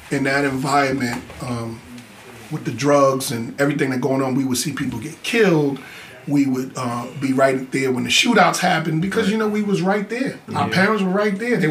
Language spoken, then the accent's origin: English; New York City, New York, United States; growing up in South Jamaica, Queens